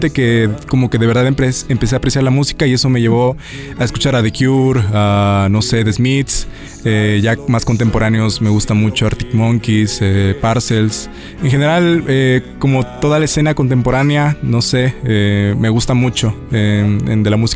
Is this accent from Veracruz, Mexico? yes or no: yes; Xalapa, Veracruz, Mexico; nací, crecí en Jalapa, Veracruz toda mi vida, mi familia es jalapeña.